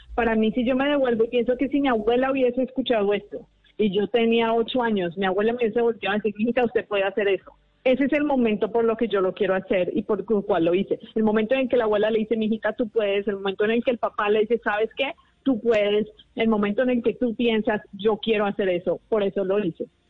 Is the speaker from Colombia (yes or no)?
yes; Colombia; moved away; yo soy colombiana